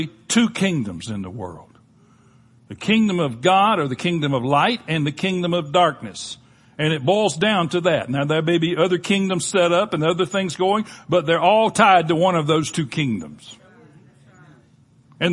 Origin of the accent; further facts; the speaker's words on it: Panama City, Florida, United States; I grew up in Panama City, Florida